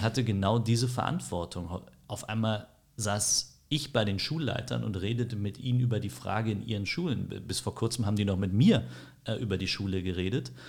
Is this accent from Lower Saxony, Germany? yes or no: no; Berlin, Germany; bin in Berlin aufgewachsen, groß geworden